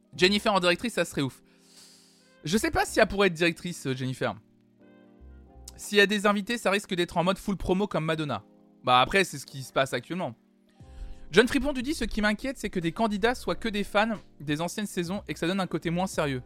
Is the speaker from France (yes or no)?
yes; France; Je suis né en France